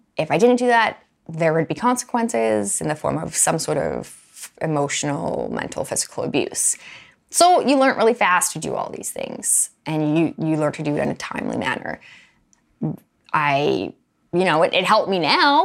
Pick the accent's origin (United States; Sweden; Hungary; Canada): Canada; Alberta; I grew up in Alberta.